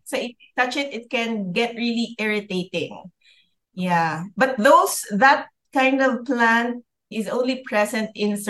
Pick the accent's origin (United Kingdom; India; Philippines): Philippines; I lived in the city. {S1} Mm-hmm. {S2} And I grew up there, worked there for a while, and then transferred to the north of the Philippines